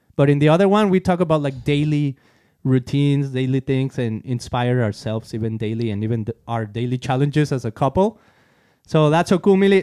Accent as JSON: {"language": "English", "country": "Mexico", "tie": "born or raised there", "moved": "yes", "said": "being a Christian growing up in Mexico"}